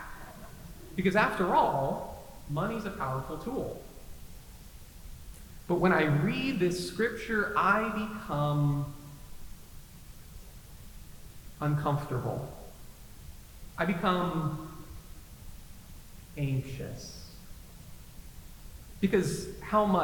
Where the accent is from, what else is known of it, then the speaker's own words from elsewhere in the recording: the Bible Belt, United States; My pastor growing up in the Bible Belt